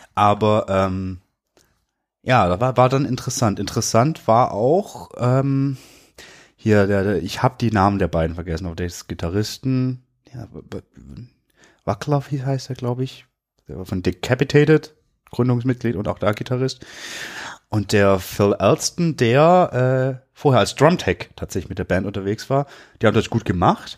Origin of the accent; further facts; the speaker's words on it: Swabia, Germany; ich bin Schwabe.